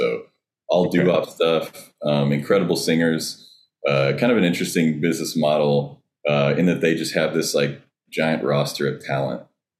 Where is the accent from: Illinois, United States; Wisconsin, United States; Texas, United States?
Texas, United States; Southeast; also born or lived in Minnesota / Boston / Southern California; now in Nashville, United States; I grew up in Southeast Texas, but I spent some time up in Minnesota singing with a group called … out in Boston singing with a group called … Southern California.